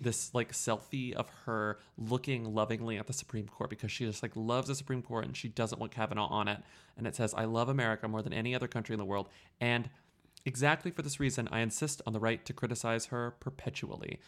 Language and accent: English; United States; an American